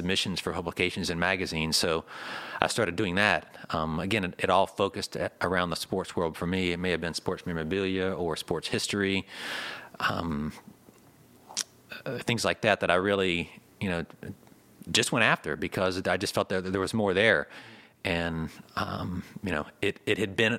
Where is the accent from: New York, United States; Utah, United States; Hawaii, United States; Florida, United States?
Florida, United States; St. Augustine; growing up in St. Augustine